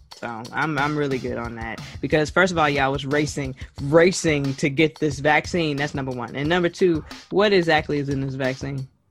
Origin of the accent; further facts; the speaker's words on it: Jamaica; I am Jamaican